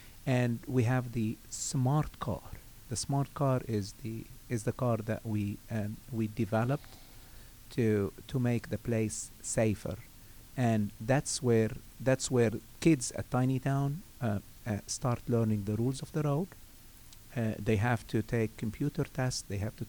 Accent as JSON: {"language": "English", "country": "Lebanon", "moved": "yes", "said": "I came from Lebanon. And I came, I stayed in Norcross for a year. And then I moved to Savannah, Georgia."}